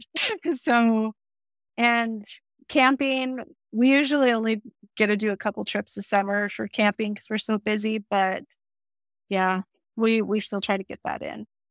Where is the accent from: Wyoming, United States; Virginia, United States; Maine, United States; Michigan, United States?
Wyoming, United States; I live in Wyoming, and I've lived in Wyoming all my life